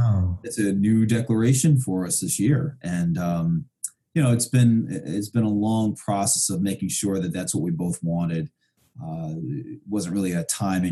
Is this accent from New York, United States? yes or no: yes; New York City, New York, United States; moved away as an adult; also born or lived in Vermont; I grew up in Brooklyn, New York in the 70s and 80s